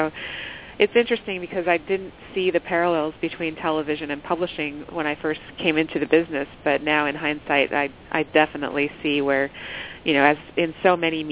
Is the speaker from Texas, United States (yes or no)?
no; Southern California, United States; moved away as an adult; I'm originally from Southern California and grew up out there